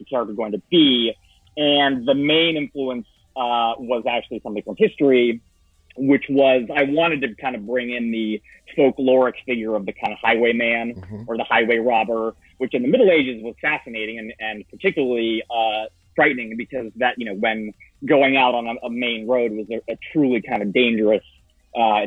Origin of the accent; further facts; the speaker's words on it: Florida, United States; I'm from Florida